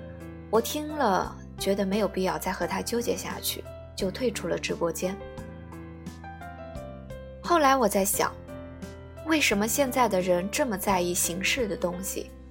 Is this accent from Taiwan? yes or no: no; China; 继续保持我们中国人的含蓄内敛有什么不好？